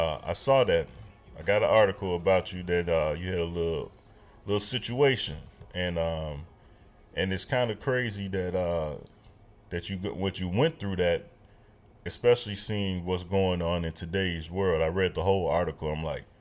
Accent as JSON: {"language": "English", "town": "Chicago", "region": "Illinois", "country": "United States", "said": "I'm from Chicago"}